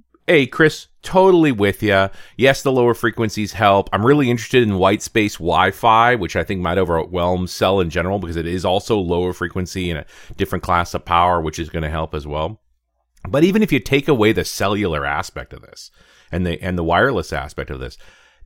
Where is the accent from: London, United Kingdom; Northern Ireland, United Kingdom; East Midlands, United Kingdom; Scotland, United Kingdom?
Scotland, United Kingdom; and I grew up in Scotland.